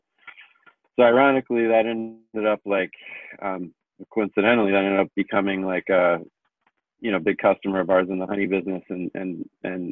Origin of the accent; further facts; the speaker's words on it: Amherst, Massachusetts, United States; I grew up in Amherst, Massachusetts, in Western Mass